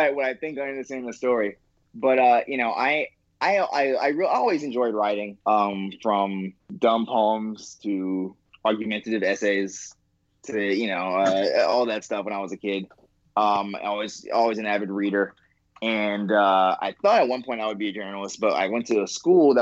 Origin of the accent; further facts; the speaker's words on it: New York City, New York, United States; I grew up in Queens